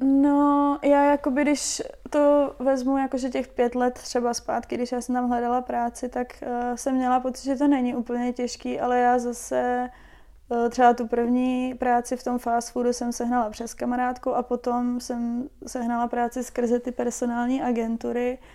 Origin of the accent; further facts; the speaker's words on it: Czechia; moved away as an adult; also born or lived in Wellington, New Zealand; než jsem odjela z Čech, tak jsem vždycky pracovala v kanceláři